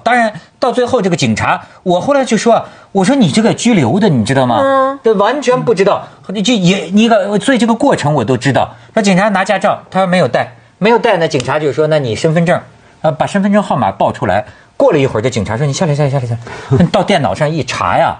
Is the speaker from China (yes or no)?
yes; China; 我们大陆人